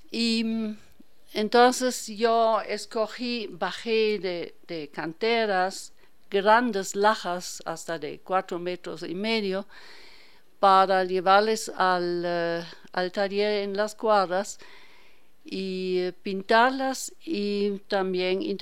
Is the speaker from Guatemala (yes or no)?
no; Hanover, Lower Saxony, Germany; Yo soy alemana.